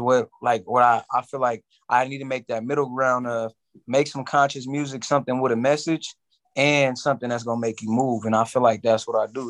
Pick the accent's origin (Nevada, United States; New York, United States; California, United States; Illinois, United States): California, United States; San Francisco; From the city, born and raised, San Francisco, California.